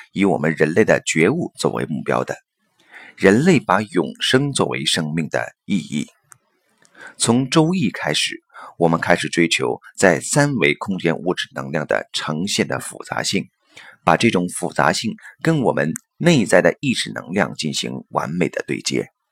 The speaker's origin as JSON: {"language": "Chinese", "country": "China", "said": "用我们中国人的历史来看的话"}